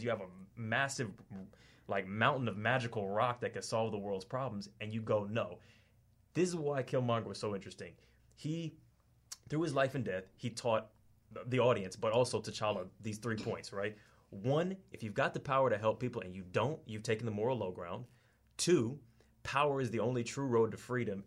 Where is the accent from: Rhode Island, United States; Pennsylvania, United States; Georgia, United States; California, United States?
Georgia, United States; Atlanta; moved away as an adult; now in Australia; I'm from Atlanta and I've been here like two years